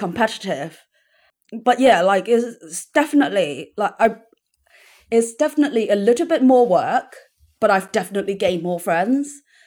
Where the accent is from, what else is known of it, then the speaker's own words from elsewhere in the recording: Hong Kong; now in London, United Kingdom; growing up in Hong Kong